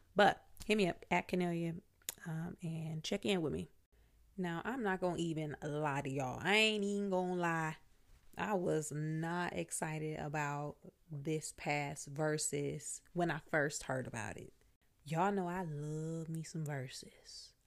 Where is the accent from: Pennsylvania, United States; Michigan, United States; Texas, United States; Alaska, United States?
Michigan, United States; Flint; moved away as an adult; also born or lived in Virginia / Washington, D.C. / New York; I'm from Flint, Michigan. I left Flint right after high school